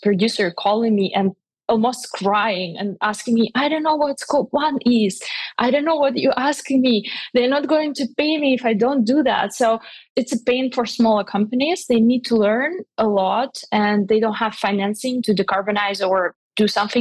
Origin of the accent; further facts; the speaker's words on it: Russia; moved away; also born or lived in Switzerland; I'm originally from Russia